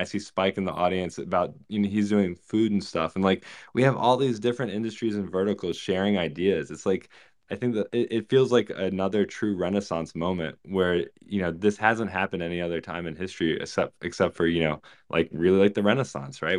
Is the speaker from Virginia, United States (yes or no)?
yes; Virginia, United States; I grew up in Virginia